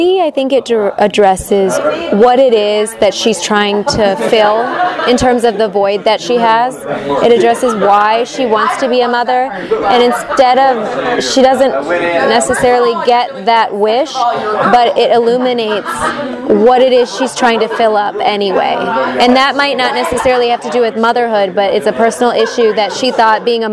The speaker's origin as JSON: {"language": "English", "town": "Toledo", "region": "Ohio", "country": "United States", "tie": "born or raised there", "moved": "yes", "lives_now": "Los Angeles, United States", "said": "I grew up in Toledo, Ohio, moved out to LA, went to UCLA"}